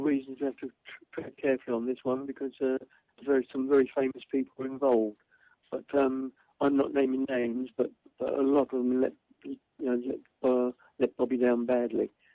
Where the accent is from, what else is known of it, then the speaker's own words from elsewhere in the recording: London, United Kingdom; I'm the kid from Cable Street